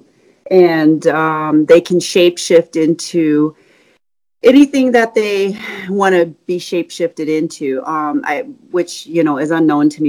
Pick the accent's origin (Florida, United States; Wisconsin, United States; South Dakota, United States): South Dakota, United States; Spearfish; I'm from Spearfish, South Dakota. It's in the Black Hills